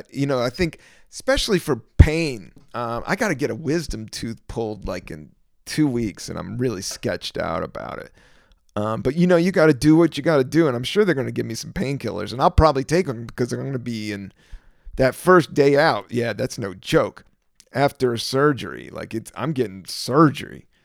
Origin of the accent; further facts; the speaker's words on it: East Coast, United States; growing up in the East Coast in America